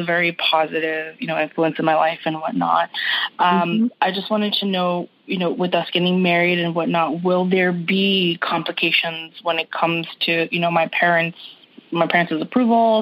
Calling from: Toronto, Ontario, Canada; I'm calling from Toronto, Canada

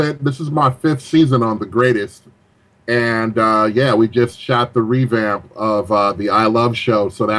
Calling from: Bel Air, California, United States; I am in I'm in Bel Air, California.

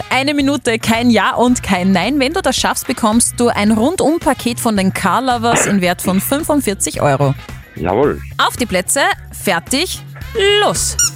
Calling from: Lambrechten, Upper Austria, Austria; Aus Lambrechten.

